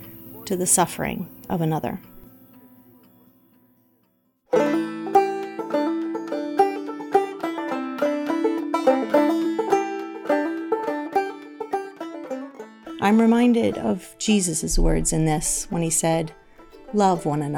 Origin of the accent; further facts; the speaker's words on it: the American South, United States; I grew up in the American South